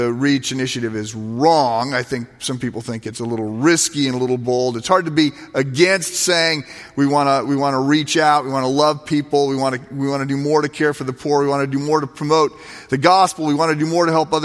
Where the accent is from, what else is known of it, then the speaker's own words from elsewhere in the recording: United States; as an American